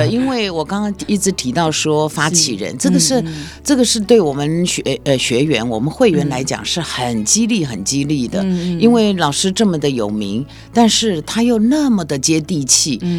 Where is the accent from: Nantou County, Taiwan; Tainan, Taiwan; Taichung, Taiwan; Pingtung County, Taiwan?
Taichung, Taiwan; moved away; also born or lived in Taipei; 这是我的家乡。